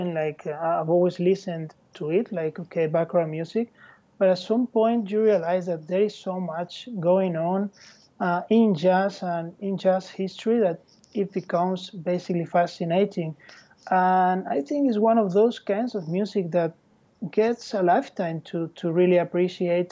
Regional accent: Madrid, Community of Madrid, Spain; English is a second language; moved away as an adult; now in Barcelona, Spain; I was born in Madrid.

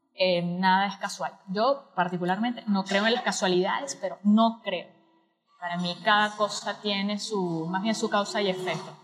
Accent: Venezuela; now in Argentina; soy venezolana viviendo en Argentina

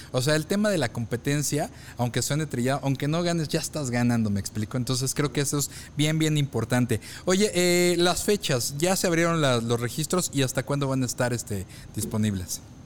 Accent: Mexico; conocemos como mexicanos

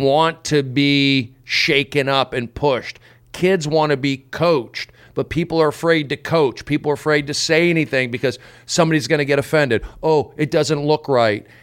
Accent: United States; I guess I come from, um, you know, I was just raised on America

